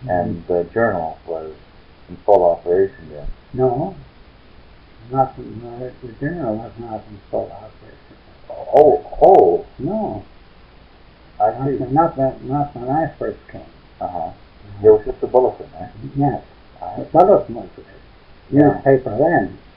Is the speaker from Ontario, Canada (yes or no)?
yes; Ontario, Canada; now in Edmonton, Canada; I was born in Ontario.